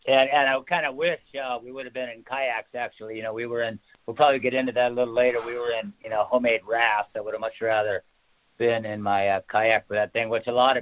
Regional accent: Boulder, Colorado, United States; I grew up in Boulder, Colorado, where Newsweek tagged as where the hip meet the trip.

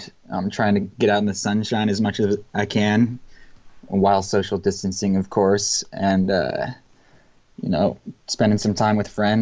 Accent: Boulder, Colorado, United States; I grew up in Boulder, Colorado

